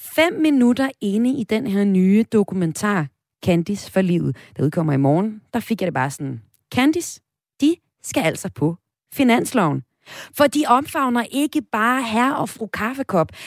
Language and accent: Danish; Vesthimmerland Municipality, North Denmark Region, Denmark; min hjemstavn, hjemstavn fra Vesthimmerlands Kommune, hvor jeg kommer fra